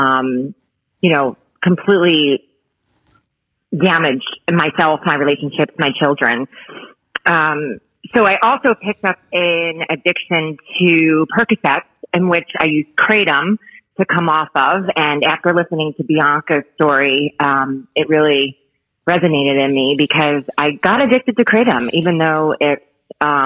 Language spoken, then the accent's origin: English; Bayonne, New Jersey, United States; moved away as an adult; now in Florida, United States; So I'm from Bayonne, which is in New Jersey